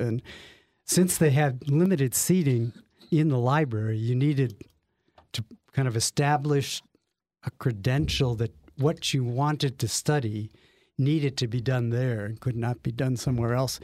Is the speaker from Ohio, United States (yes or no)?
yes; Lakewood, Ohio, United States; We grew up in Lakewood, Ohio, which, for those of you who don't know it, is the lovely first suburb west of Cleveland